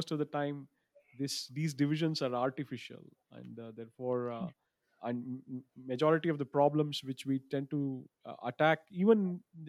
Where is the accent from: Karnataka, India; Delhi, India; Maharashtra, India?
Karnataka, India; Bangalore; I grew up in Bangalore, current-day Bengaluru.